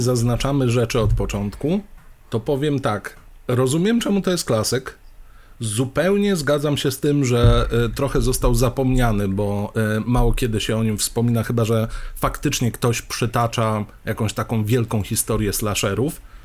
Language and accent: Polish; Poland; wychowywaliśmy się w Polsce